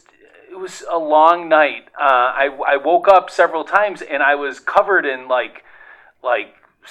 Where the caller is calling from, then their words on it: Ohio, United States; I'm from Ohio.